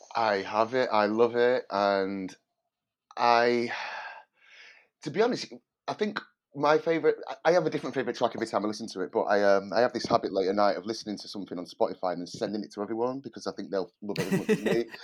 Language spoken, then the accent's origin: English; Manchester, North West England, United Kingdom; moved away as an adult; now in London, United Kingdom; I live in London and, um, I'm originally from Manchester, but I've lived in London for the last sixteen years.